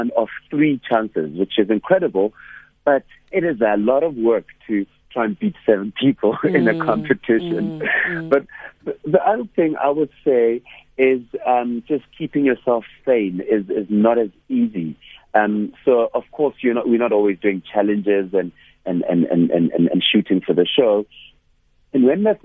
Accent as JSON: {"language": "English", "town": "Hammanskraal", "region": "Gauteng", "country": "South Africa", "said": "I come from Hammanskraal in the north of Pretoria"}